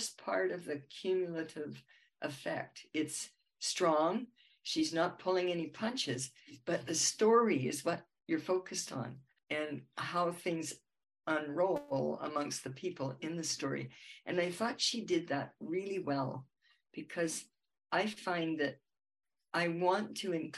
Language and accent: English; Vancouver, British Columbia, Canada; I grew up in Vancouver